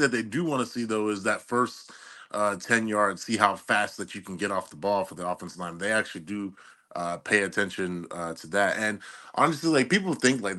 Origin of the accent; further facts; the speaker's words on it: Columbus, Ohio, United States; moved away as an adult; also born or lived in Kentucky; I was born and raised in Columbus, Ohio